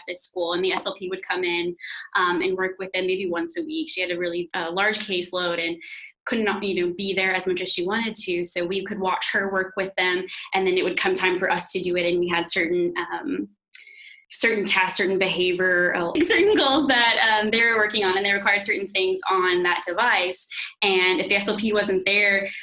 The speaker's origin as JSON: {"language": "English", "town": "Temple", "region": "Texas", "country": "United States", "moved": "yes", "lives_now": "Virginia, United States", "said": "I'm from Temple, Texas"}